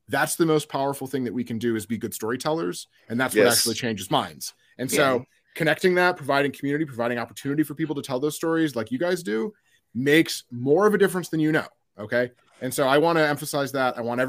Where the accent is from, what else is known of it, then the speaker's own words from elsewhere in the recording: Midwest, United States; And then we mix it with mayo because I'm from the Midwest.